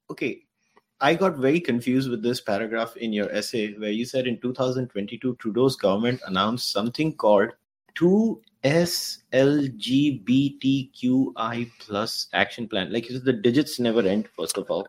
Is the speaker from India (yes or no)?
yes; India; now in Canada; as an Indian